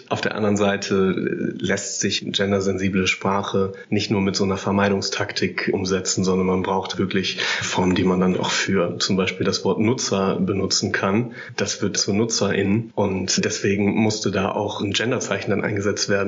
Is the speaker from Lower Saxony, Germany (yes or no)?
yes; Hanover, Lower Saxony, Germany; born there